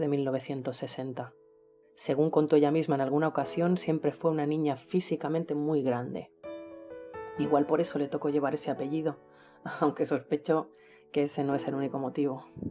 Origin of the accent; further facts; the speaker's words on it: Manresa, Catalonia, Spain; nací hace 43 años en Manresa, una ciudad de la provincia de Barcelona, España, donde todavía resido